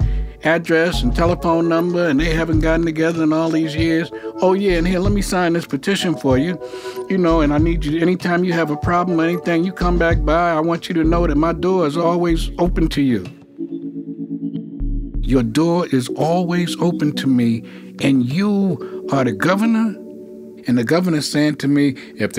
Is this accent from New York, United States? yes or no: yes; New York City, New York, United States; moved away; I'm from New York. You know, I grew up in Harlem.